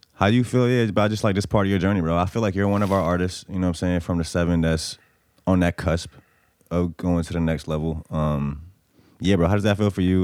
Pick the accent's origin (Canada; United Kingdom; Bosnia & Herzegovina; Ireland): Bosnia & Herzegovina; now in United States; I'm from Bosnia.